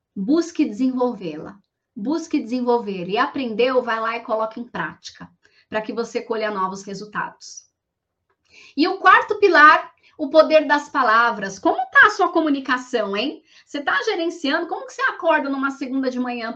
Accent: Guarulhos, São Paulo, Brazil; eu sou de Guarulhos, nasci numa família muito simples

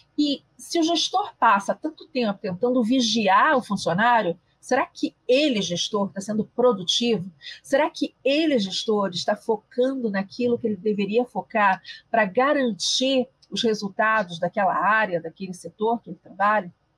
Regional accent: Rio de Janeiro, Brazil; eu sou carioca

